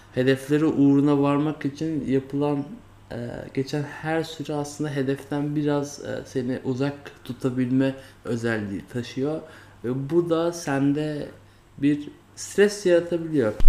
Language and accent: Turkish; Turkey; first language Turkish; kendimin Türk olduğunu, işte Türkiye toplumunda doğduğumu, ana dilimin Türkçe olduğunu